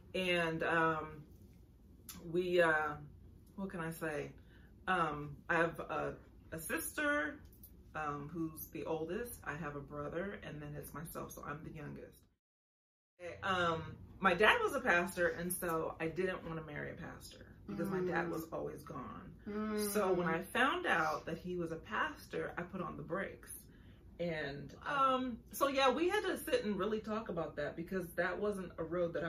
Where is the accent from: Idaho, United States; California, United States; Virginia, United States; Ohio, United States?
California, United States; San Diego; I'm from San Diego, California, native of San Diego, most beautiful city in the nation. It's a port city.